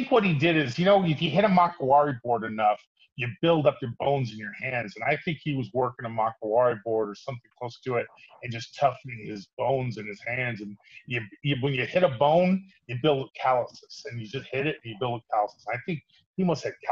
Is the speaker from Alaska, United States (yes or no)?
yes; Fairbanks, Alaska, United States; moved away as an adult; also born or lived in California; I grew up in Fairbanks, Alaska, where the men are men and the stills are nervous